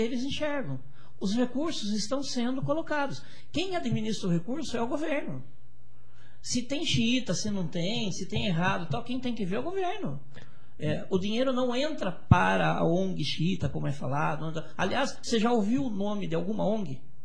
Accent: Brazil; nós somos brasileiros

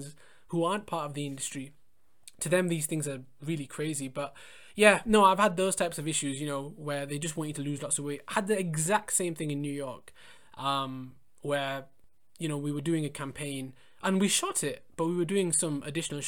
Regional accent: England, United Kingdom; I was born and brought up in England, but my parents were born in India.

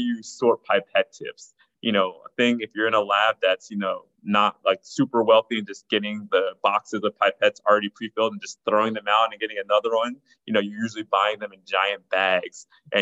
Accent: New Jersey, United States; also born or lived in New York; now in Los Angeles, United States; I'm an East Coaster who's now in LA. So first and foremost, definitely an East Coaster, grew up in New Jersey and definitely more of a New Yorker.

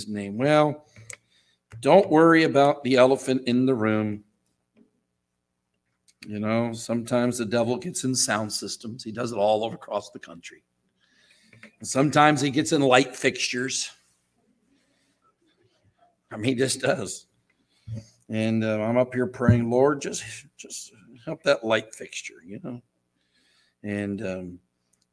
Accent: St. Petersburg, Florida, United States; We grew up together in St. Petersburg, Florida

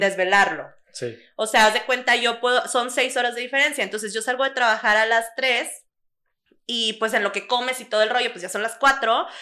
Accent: Mexico; now in Monterrey, Mexico; como mexicano, creo que nosotros somos muy dependientes como de nuestra familia

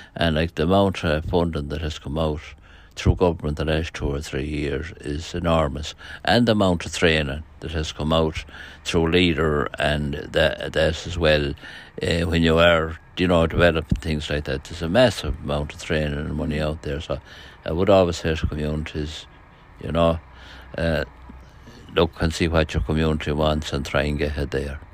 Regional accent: Ireland; now in Kilbride, Ireland; I'm originally from Tolds Parish, came living in this parish in nineteen seventy-four.

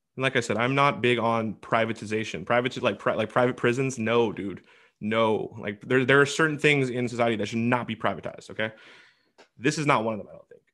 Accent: Washington, United States; my home state, Washington

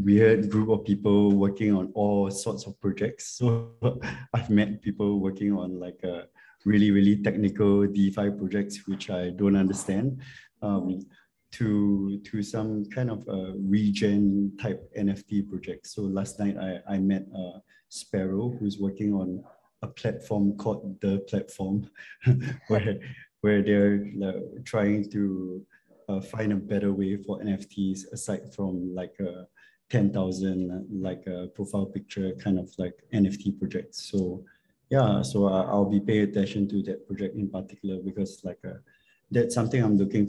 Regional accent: Singapore; I'm from Singapore.

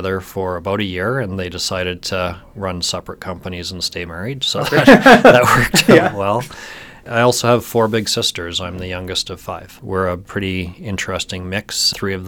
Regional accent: St. Albert, Alberta, Canada; also born or lived in Southern Ontario; I spent most of my time growing up in St. Albert, so just outside of Edmonton

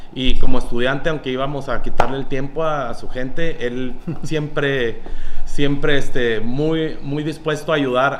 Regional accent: Ciudad Juárez, Chihuahua, Mexico; moved away as an adult; also born or lived in Monterrey; En el 2011 emigré de Ciudad Juárez

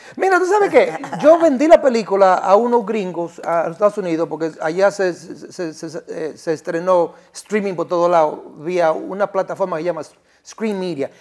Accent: Dominican Republic; accent: Dominican; moved away as an adult; now in New York, United States; siendo dominicano

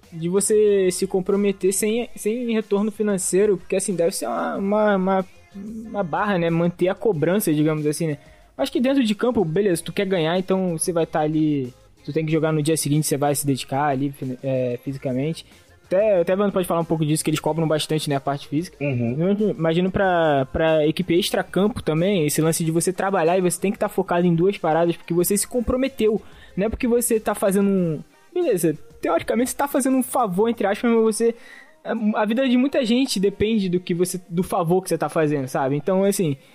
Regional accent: Belford Roxo, Rio de Janeiro, Brazil; Eu sou gringo, eu sou de Belfort Roxo.

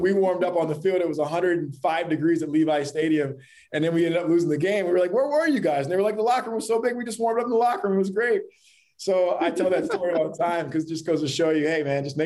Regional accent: Columbia, Maryland, United States; I grew up in Columbia, Maryland

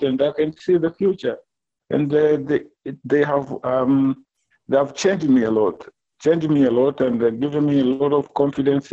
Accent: Tanzania; I'm from Tanzania.

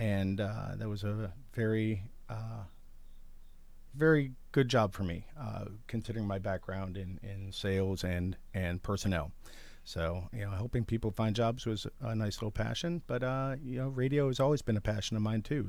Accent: Lakewood, Ohio, United States; moved away as an adult; now in Athens, United States; born and raised in Lakewood, Ohio

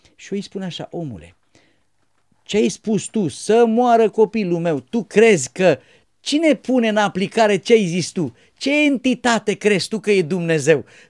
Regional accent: Romania; poporul român

